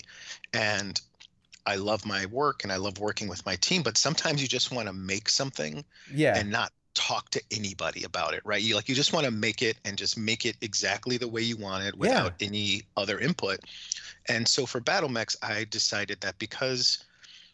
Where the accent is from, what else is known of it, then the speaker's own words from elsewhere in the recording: Chicago, Illinois, United States; I grew up in South Chicago